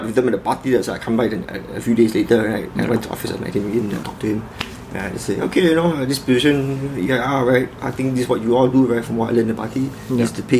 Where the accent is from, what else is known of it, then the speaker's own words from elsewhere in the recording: Malaysia; I'm Malaysian local